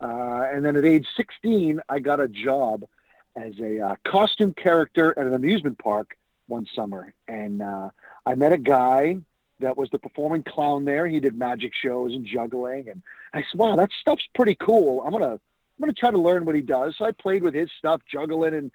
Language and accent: English; Nashua, New Hampshire, United States; also born or lived in York Beach, Maine / Salem, Massachusetts; I grew up in Nashua, New Hampshire, and pretty much stayed in New England my whole life